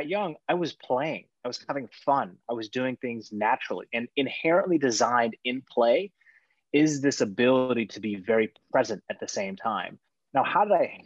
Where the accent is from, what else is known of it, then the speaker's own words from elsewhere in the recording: Seattle, Washington, United States; growing up in the Pacific Northwest, Vancouver, BC is only 2.5 hours away from my house by car